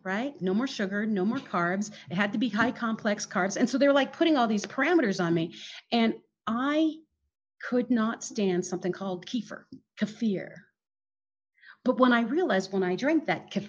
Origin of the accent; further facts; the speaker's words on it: Philippines; moved away; I grew up in the Philippines